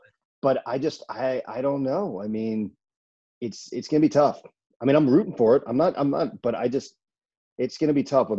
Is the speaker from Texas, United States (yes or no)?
no; Northeastern Ohio, United States; now in Los Angeles, United States; I grew up in Ohio, so I became an Indians fan outside of Cleveland.